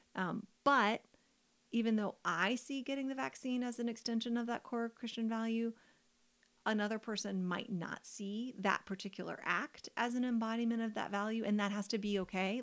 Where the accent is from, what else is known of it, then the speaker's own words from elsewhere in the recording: United States; I'm an American woman